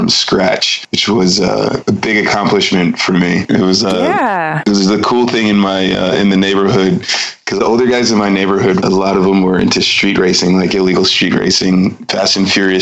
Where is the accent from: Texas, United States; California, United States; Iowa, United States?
California, United States; Pasadena; moved away as an adult; now in Reinach, Switzerland; I grew up in Pasadena